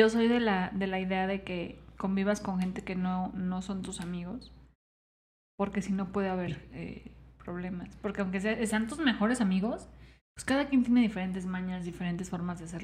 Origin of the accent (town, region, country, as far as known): Michoacán, Mexico